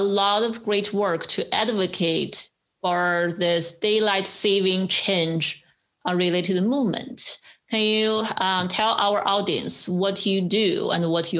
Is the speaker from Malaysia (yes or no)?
no; China; moved away as an adult; now in United States; For the first 23 years in my life, I grew up in China